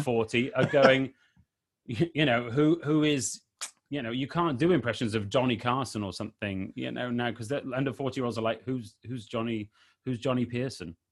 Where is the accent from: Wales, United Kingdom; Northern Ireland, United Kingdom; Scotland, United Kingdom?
Wales, United Kingdom; I'm from Wales, which is one of the countries